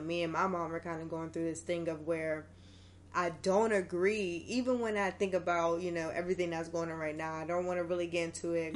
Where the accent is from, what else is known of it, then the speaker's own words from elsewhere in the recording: Pittsburgh, Pennsylvania, United States; moved away; I'm from Pittsburgh. So at this point, I was still living in Pittsburgh.